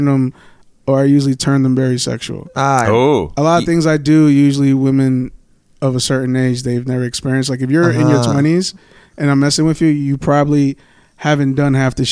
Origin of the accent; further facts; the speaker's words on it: New York City, New York, United States; first language Spanish; English is a second language; I grew up in Forest Hills, which is heavily Jewish, Russian, Baharian, you know, things like that. So I grew up around Jewish and Russian people.